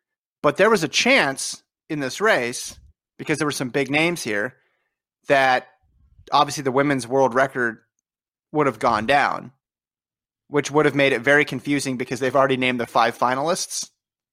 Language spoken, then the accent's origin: English; Las Vegas, Nevada, United States; moved away as an adult; now in Los Angeles, United States; I've spent the most time of my life in LA, but that was after college. So, does that count? And then I grew up in Las Vegas, but I haven't been there for years